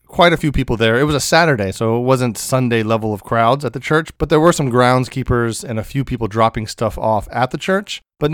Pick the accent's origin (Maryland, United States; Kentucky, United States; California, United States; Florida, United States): Maryland, United States; we were in Maryland, my home state. I haven't lived there for a decade, but it's my home state.